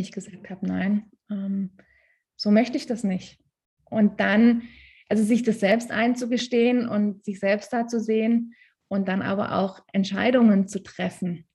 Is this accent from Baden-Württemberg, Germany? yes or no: yes; Stuttgart area, Baden-Württemberg, Germany; moved away as an adult; now in Tyrol, Austria; ich komme ursprünglich aus der Stuttgarter Ecke. Ein kleines bisschen hört man das manchmal.